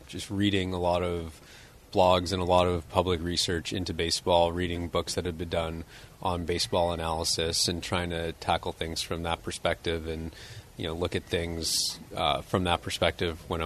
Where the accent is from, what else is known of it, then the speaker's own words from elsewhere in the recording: Toronto, Ontario, Canada; I grew up in Toronto in Canada, so I played hockey